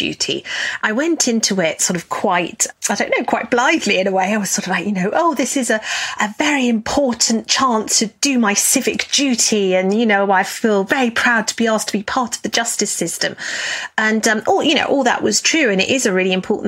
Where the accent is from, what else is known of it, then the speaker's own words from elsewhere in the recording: United Kingdom; As I'm British